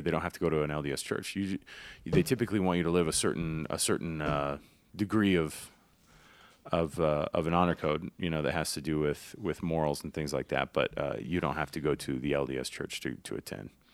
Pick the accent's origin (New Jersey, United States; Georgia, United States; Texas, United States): Texas, United States; Grapevine; now in Salt Lake County, United States; I grew up in the South and, and, uh, so we had a lot of Baptist friends